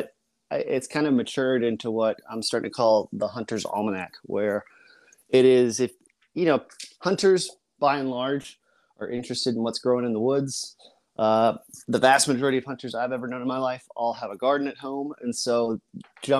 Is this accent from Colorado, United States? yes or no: yes; Colorado, United States; now in Virginia, United States; I grew up in Colorado in an idyllic location